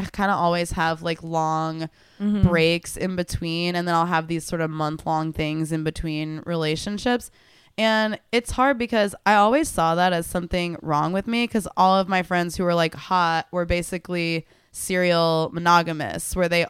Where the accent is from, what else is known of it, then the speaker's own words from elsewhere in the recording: Tulsa, Oklahoma, United States; where I'm from Tulsa, and the town actually ended up having this big newspaper expose